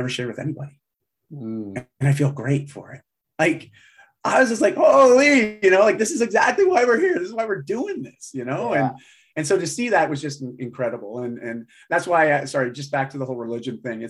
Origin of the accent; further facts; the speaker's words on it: Canada; also born or lived in Vancouver, Canada; I live in Vancouver, Canada. I'm Canadian.